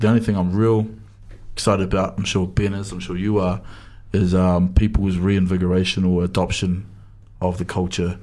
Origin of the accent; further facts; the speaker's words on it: Dunedin, Otago, New Zealand; I went to a, a real Pākehā school in St Leonard's, about fifty people